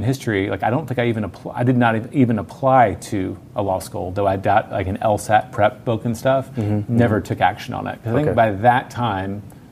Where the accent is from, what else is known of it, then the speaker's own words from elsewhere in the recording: Memphis, Tennessee, United States; moved away as an adult; also born or lived in New York / Mississippi; now in Austin, United States; My whole family is from Mississippi. I grew up in Memphis on the border